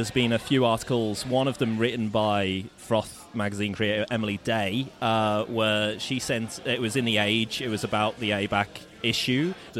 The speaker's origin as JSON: {"language": "English", "town": "Birkenhead", "region": "North West England", "country": "United Kingdom", "tie": "born or raised there", "said": "a music group from my hometown"}